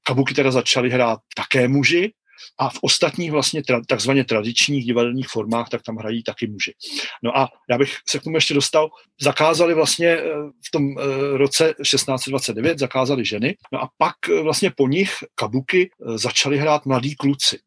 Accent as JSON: {"language": "Czech", "country": "Czechia", "moved": "yes", "lives_now": "Tokyo, Japan", "said": "já nejsem Japonec jsem Čech jak poleno"}